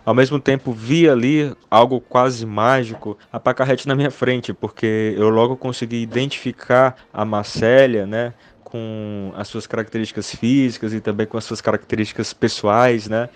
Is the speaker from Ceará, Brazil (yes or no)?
yes; Russas, Ceará, Brazil; minha mesma cidade onde eu nasci, em Russos, que é interior do Ceará